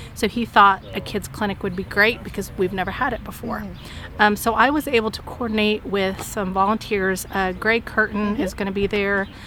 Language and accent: English; Emporia, Kansas, United States; moved away as an adult; also born or lived in Texas; I'm originally from Emporia, Kansas